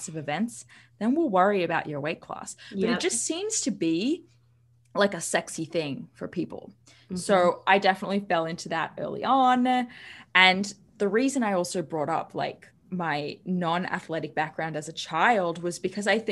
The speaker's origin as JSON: {"language": "English", "town": "Sydney", "region": "New South Wales", "country": "Australia", "tie": "born or raised there", "said": "I grew up in Sydney, Australia"}